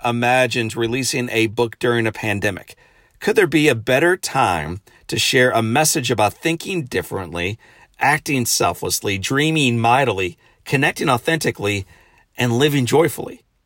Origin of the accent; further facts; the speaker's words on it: St. Louis, Missouri, United States; returning home Friday back to Saint Louis, my hometown